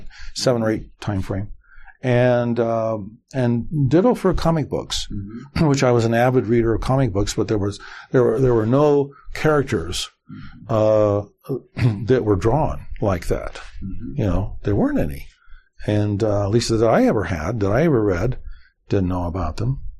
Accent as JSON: {"language": "English", "town": "Las Vegas", "region": "Nevada", "country": "United States", "tie": "born or raised there", "said": "I was born there, and you know at that time there might have been twenty some thousand, maybe twenty five thousand. I was blessed to be uh, to be uh, growing up in that environment."}